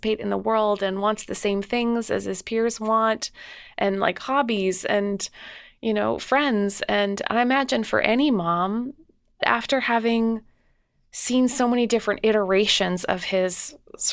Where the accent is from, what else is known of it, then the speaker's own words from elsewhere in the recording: Canada; I'm from Canada